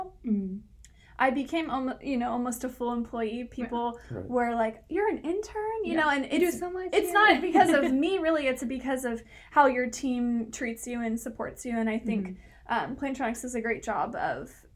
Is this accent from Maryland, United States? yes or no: no; Santa Cruz, California, United States; also born or lived in San Francisco; I'm from Santa Cruz. I went to high school here.